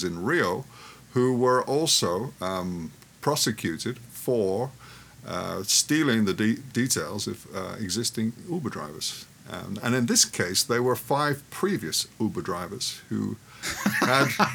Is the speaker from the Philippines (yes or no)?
no; London, United Kingdom; moved away; my home country, London